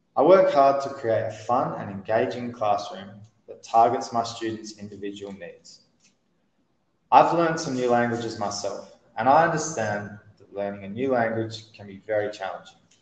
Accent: Australia; first language English; now in Mexico; I'm from Australia.

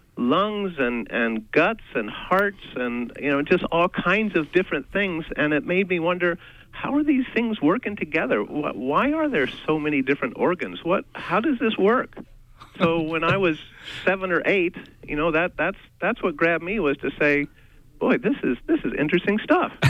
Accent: Midwest, United States; moved away as an adult; now in Maine, United States; we've only been in Maine for 35 years, so so we're not we're not Mainers, but we grew up in the Midwest

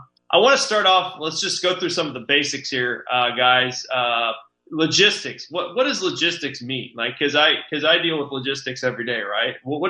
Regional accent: Kansas City, Missouri, United States; I grew up in the Northland, so, and a Pius alum.

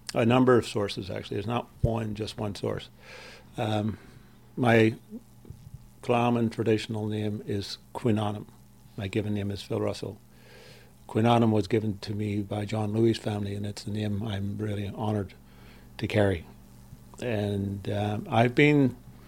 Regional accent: Belfast, Northern Ireland, United Kingdom; now in Canada; I'm originally from West Belfast, Ireland

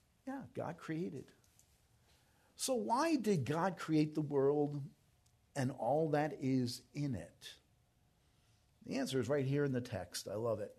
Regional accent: New York, United States; moved away; I'm from New York

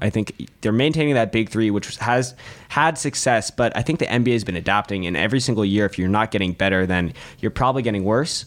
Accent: Los Angeles, California, United States; I'm also from Los Angeles

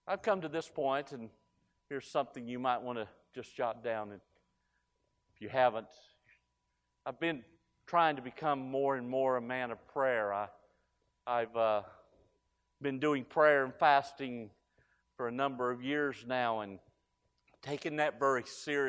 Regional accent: Galax, Virginia, United States; I was raised in Galax, Virginia. Small Appalachian town, destined for the lumber mills.

